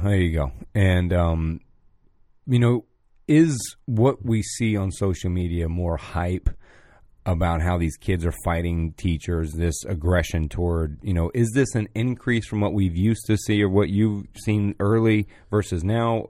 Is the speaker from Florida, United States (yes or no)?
yes; Pine Hills, Florida, United States; I'm from Pine Hills